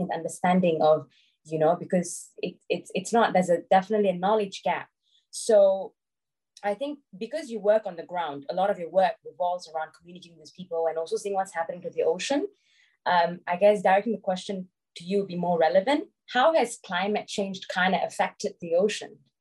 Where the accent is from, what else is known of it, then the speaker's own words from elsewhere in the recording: Malaysia; I'm from Malaysia.